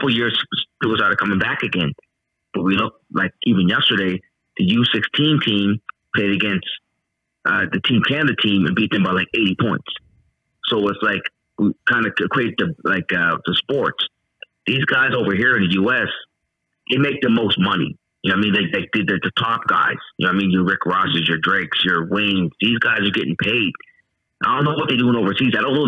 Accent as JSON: {"language": "English", "region": "England", "country": "United Kingdom", "said": "I'm English, whatever it is."}